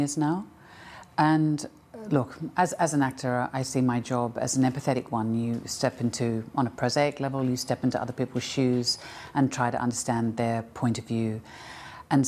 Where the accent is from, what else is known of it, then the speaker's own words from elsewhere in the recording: Australia; I'm Australian, and I come from a culture